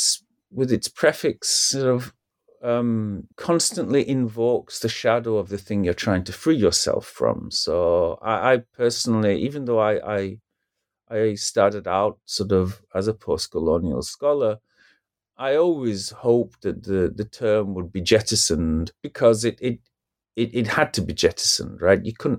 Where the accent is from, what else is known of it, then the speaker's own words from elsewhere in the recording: United Kingdom; for example, as a British person, to use a first world example, right?